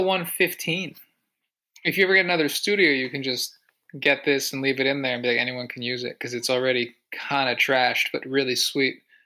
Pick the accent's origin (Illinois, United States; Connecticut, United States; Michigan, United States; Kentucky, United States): Connecticut, United States; I'm from Connecticut